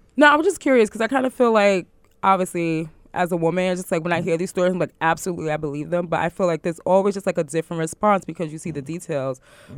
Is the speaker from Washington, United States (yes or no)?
no; New York City, New York, United States; I grew up in Brooklyn, we went to the same junior high school